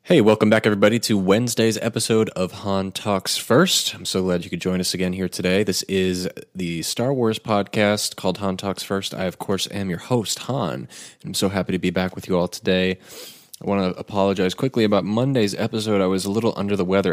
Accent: United States; my family is actually from Scotland. Uh, I was not born there. I was born in the States, but, um, my father is Scottish

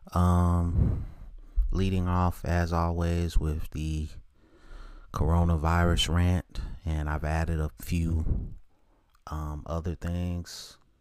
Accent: Charlotte, North Carolina, United States; born or raised there

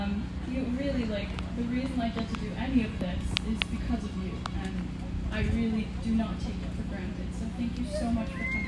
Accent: Iceland; I grew up in Iceland

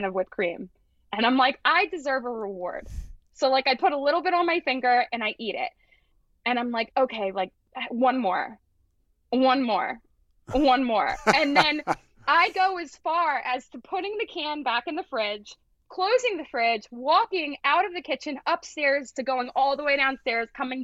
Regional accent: Glen Mills, Pennsylvania, United States; also born or lived in Springfield, Pennsylvania; I grew up in Glen Mills

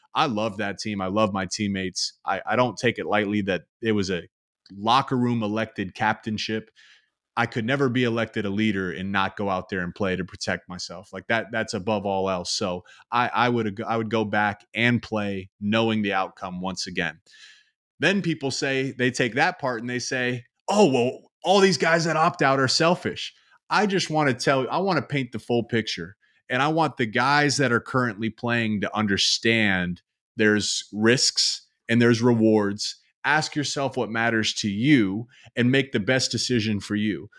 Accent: Columbus, Ohio, United States; I grew up in Columbus

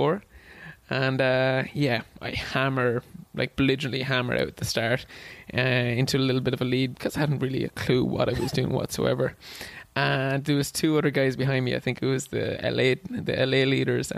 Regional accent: Wexford, Leinster, Ireland; first language English; now in Boston, United States; I'm from Ireland, but I'm from a town called Wexford down the southeast. I'm actually from outside the town. I'm from Derry country. So I grew up in the dairy farm when I was a young lad

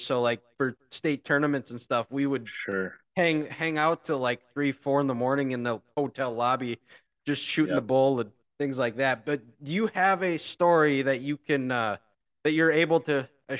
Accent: Dickinson, North Dakota, United States; I'm from Dickinson. I graduated from Trinity.

